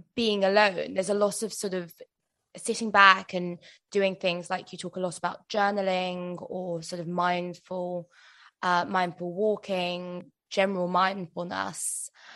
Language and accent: English; United Kingdom; as British people